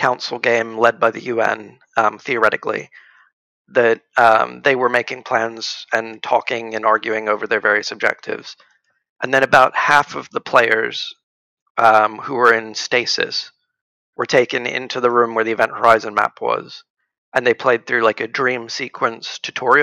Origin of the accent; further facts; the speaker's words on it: United States; also born or lived in Dallas; now in United Kingdom; I'm from America